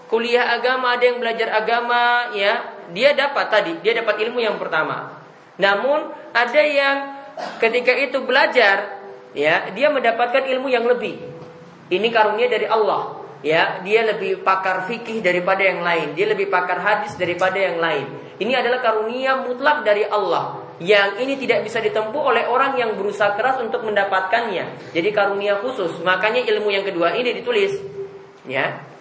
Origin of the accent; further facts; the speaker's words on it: Ambon, Maluku, Indonesia; Ya, ini kalau di kampung saya di Ambon sana, mereka itu puasa hari pertama itu puasa